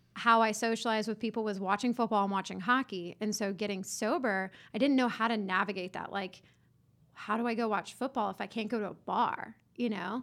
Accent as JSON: {"language": "English", "town": "Johns Creek", "region": "Georgia", "country": "United States", "tie": "born or raised there", "said": "I grew up in Johns Creek."}